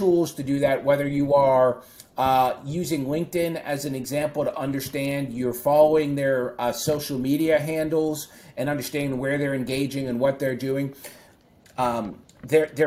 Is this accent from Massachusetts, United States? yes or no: yes; Boston, Massachusetts, United States; my hometown favorite Boston Celtics and Boston Bruins play